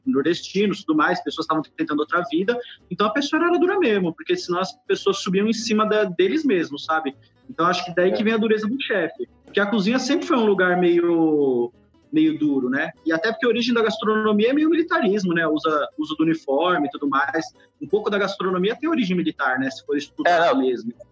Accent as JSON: {"language": "Portuguese", "region": "São Paulo", "country": "Brazil", "tie": "born or raised there", "also_born_or_lived": "Bahia", "said": "eu cresci na Bahia, né? Eu fiquei até os nove anos e meio, mais ou menos, na Bahia. Depois a gente foi para São Paulo"}